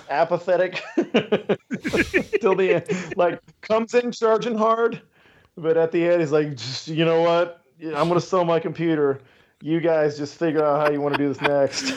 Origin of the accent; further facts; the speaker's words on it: San Antonio, Texas, United States; I grew up in San Antonio.